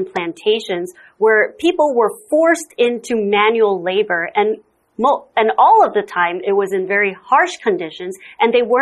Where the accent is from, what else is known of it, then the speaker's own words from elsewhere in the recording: Singapore; I'm originally from Singapore.